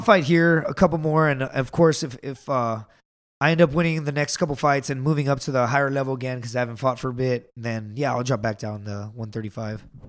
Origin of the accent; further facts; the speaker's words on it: Laredo, Texas, United States; I am from the border